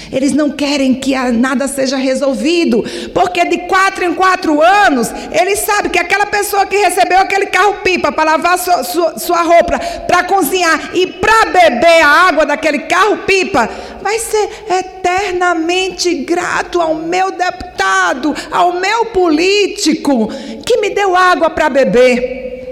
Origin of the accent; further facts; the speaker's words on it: Paraíba, Brazil; Eu sou mulher nordestina, eu sou paraibana.